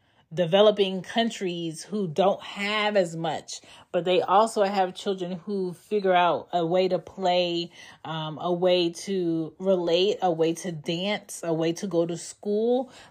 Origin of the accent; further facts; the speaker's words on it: East Coast, United States; also born or lived in Philadelphia / Baltimore / Maryland / Florida; myself, I was growing up on the East Coast, you know, whether it was in Philly, Baltimore, Maryland, Florida, or Georgia, I had a diverse upbringing around different cultures and kids.